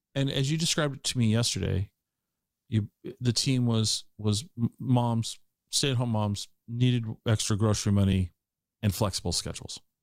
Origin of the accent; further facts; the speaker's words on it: Puyallup, Washington, United States; also born or lived in Ellensburg / Seattle / Tacoma; now in Eastern Washington, United States; I grew up in Puyallup in the Puyallup area